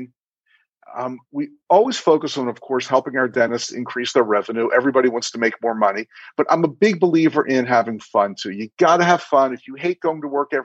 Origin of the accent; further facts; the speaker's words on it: Baltimore, Maryland, United States; also born or lived in Miami Beach; I attended dental school at University of Maryland in my hometown of Baltimore, where I still live